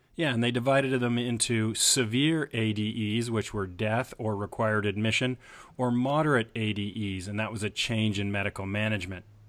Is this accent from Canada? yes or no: yes; Canada; as a Canadian